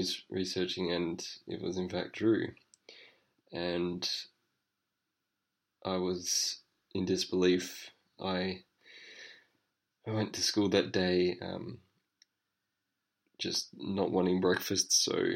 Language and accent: English; Adelaide, South Australia, Australia; I'm from Adelaide, Australia